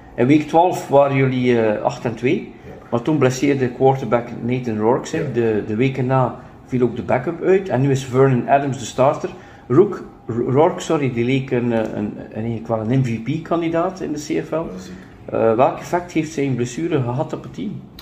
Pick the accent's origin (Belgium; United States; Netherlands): Belgium; Ostend, Flanders; Ik ben van Oostende, dat is dan 80.000 inwoners.